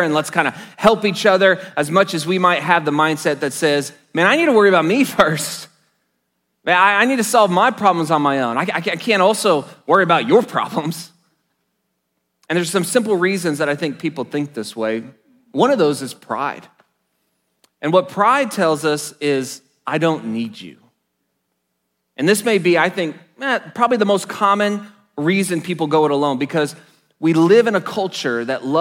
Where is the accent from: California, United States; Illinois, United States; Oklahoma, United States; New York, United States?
Oklahoma, United States; Enid; I was blessed to attend a Christian high school in my hometown of Enid, Oklahoma